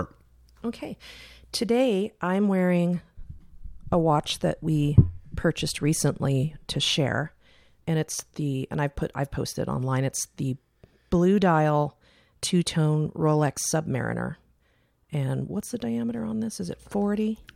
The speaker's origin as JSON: {"language": "English", "area": "Silicon Valley", "region": "California", "country": "United States", "tie": "born or raised there", "moved": "as an adult", "said": "we grew up in Silicon Valley where you could have a two income family and still be broke."}